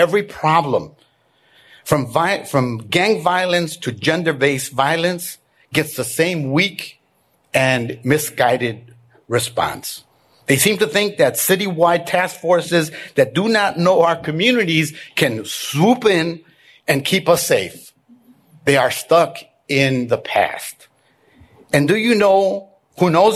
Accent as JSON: {"language": "English", "town": "Chicago", "region": "Illinois", "country": "United States", "tie": "born or raised there", "said": "I grew up in Little Village and went to high school at St. Rita."}